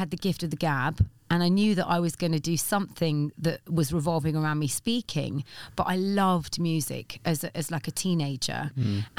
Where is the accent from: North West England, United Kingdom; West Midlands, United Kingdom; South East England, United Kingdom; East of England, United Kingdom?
South East England, United Kingdom; Reading; And it was in Reading where I grew up. I'm not a Londoner. I was just a Mockney on KISS.